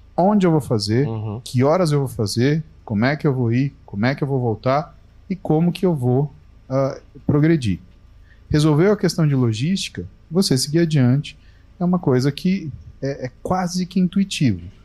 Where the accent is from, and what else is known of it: Brazil